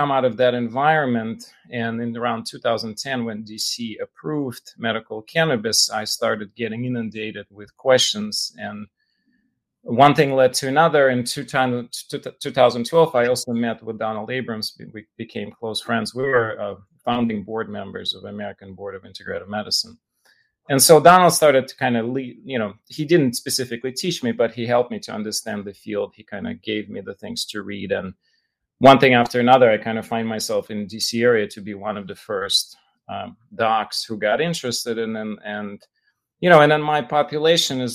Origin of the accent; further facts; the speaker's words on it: Russia; now in United States; I grew up in Russia, right? So Jewish boy in Russia